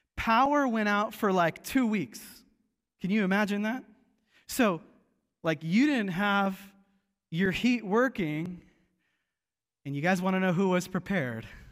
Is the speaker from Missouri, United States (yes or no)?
no; Seattle, Washington, United States; growing up in Seattle